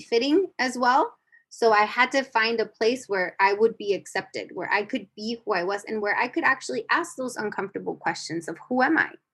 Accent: United States; I grew up in the United States, but I grew up in the border, but I grew up going to Mexico

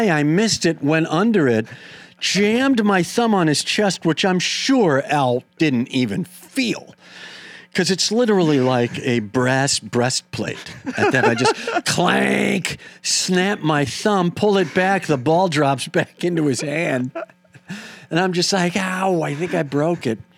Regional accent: Wisconsin, United States; I'm from Wisconsin, but I did go on to very clearly say Minneapolis was my comedy hometown.

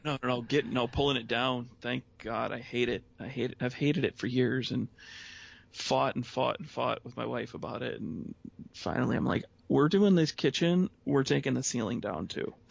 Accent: Lincoln Park, Michigan, United States; moved away as an adult; now in Traverse City, United States; I grew up in the Detroit area.

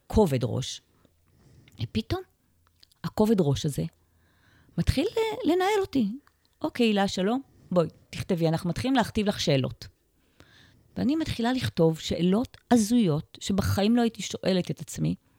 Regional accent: Ma'agan Michael, Haifa District, Israel; קיבוצניקית, נולדתי פה במעגן מיכאל

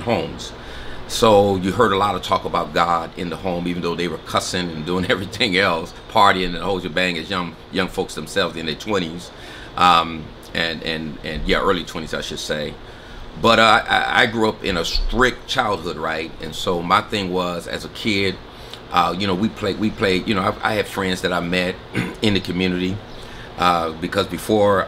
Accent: San Diego, California, United States; also born or lived in El Centro, California; I was born in El Centro. And at the age of 2 years old, my mom brought me here to San Diego

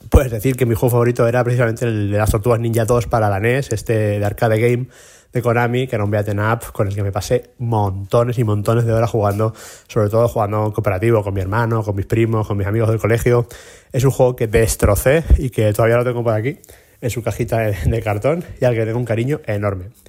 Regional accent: Valencian Community, Spain; moved away as an adult; now in Málaga, Spain; yo soy un valenciano que lleva ya más de 10 años viviendo en, en Málaga, en la ciudad de nuestro amigo Alberto.

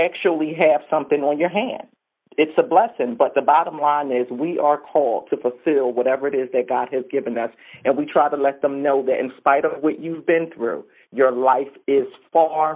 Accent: Philadelphia, Pennsylvania, United States; I'm from Philadelphia, born and raised

